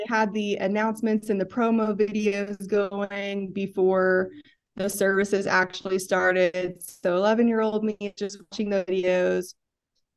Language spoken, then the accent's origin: English; Tyler, Texas, United States; I grew up in East Texas, Tyler